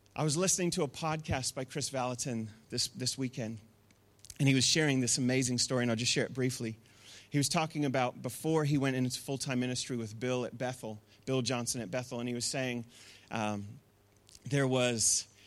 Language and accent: English; Masterton, Wellington, New Zealand; I grew up in the Wairarapa, and we were in Masterton